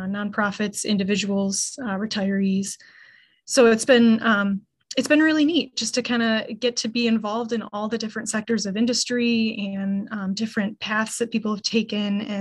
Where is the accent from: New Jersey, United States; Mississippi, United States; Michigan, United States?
Michigan, United States; Charlevoix; born and raised in Charlevoix